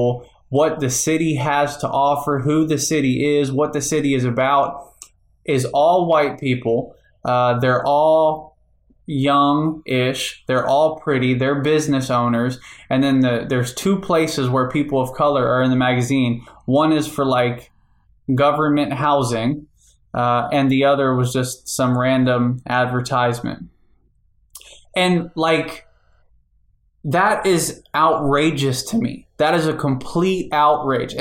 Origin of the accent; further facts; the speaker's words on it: Cincinnati, Ohio, United States; also born or lived in Hawaii; now in Indiana, United States; I'm from Cincinnati, Ohio